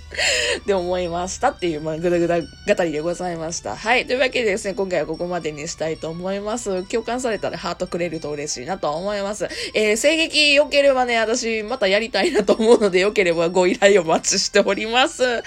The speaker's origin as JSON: {"language": "Japanese", "region": "Kansai", "country": "Japan", "accent": "Kansai-ben", "said": "ちゃきちゃき関西弁の、まあ、アラサー OL"}